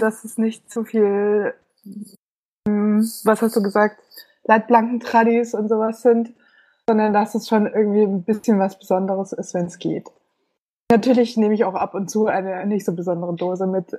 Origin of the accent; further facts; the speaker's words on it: Munich, Bavaria, Germany; moved away as an adult; now in Berlin, Germany; ich komme ursprünglich aus München und wohne seit